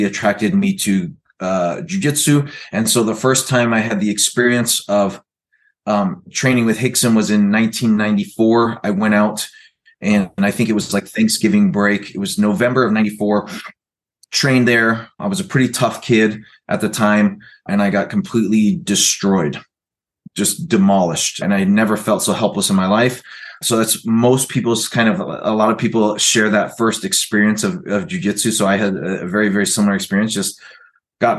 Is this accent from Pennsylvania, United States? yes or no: no; Oklahoma, United States; moved away as an adult; also born or lived in California; went to high school in Oklahoma. I was there. I lived in Oklahoma for about 6 years